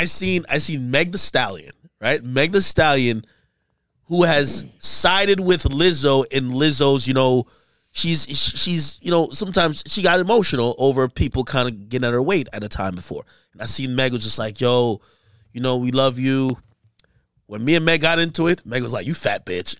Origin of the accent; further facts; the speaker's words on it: Hackensack, New Jersey, United States; also born or lived in Jamaica; I grew up in Jersey, so it's a Hackensack